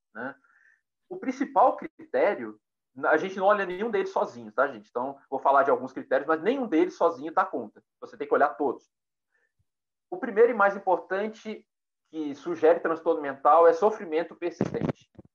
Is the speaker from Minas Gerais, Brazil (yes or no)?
yes; Pedro Leopoldo, Minas Gerais, Brazil; eu nasci em Pedro Leopoldo